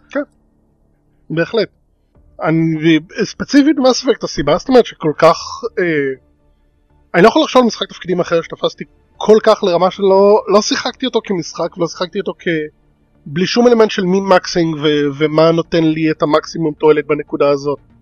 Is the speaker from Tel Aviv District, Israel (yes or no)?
no; Ness Ziona, Central District, Israel; moved away; אני מנס ציון במקור